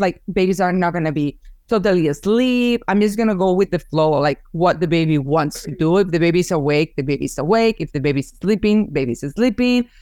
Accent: Barcelona, Catalonia, Spain; English is a second language; moved away as an adult; also born or lived in Massachusetts; now in United States; after I moved here from Spain because I'm originally from Barcelona

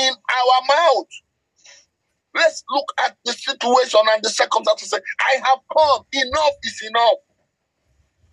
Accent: Nigeria; I speak as a Nigerian.

